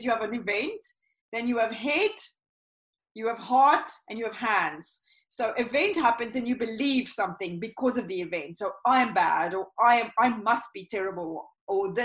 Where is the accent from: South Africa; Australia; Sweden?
South Africa; moved away; I come originally from South Africa